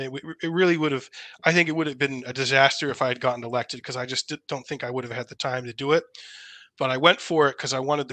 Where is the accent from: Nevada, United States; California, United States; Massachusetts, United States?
Massachusetts, United States; moved away; I'm from Massachusetts originally